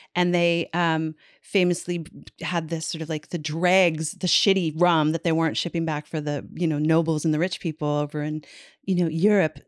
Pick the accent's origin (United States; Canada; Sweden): Canada; Newfoundland and Labrador; moved away; in my hometown